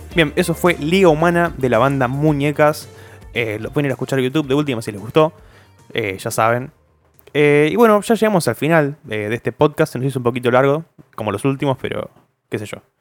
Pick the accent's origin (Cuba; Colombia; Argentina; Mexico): Argentina; Zárate, Buenos Aires Province; somos de Zárate, no somos de Villa Gobernador Galvez